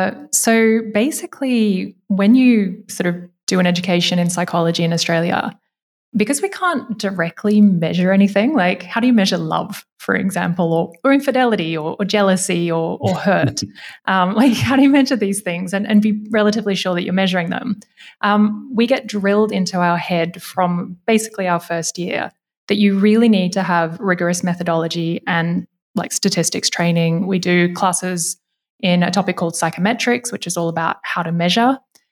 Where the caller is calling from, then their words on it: Berlin, Germany; I am coming from Berlin today.